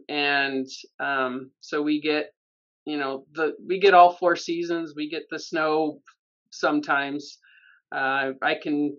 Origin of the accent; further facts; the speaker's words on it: Los Alamos, New Mexico, United States; I grew up here in Los Alamos. It's a really small town.